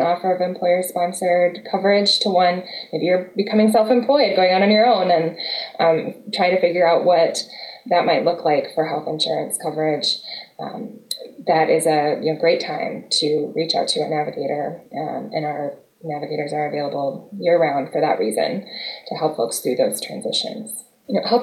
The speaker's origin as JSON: {"language": "English", "town": "Madison", "region": "Wisconsin", "country": "United States", "tie": "born or raised there", "also_born_or_lived": "Texas", "moved": "as an adult", "said": "I grew up in Madison, but we came here from the South"}